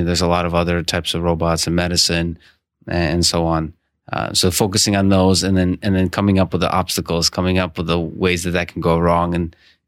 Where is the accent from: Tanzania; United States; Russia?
Russia; I come from the Russia, from the Soviet Union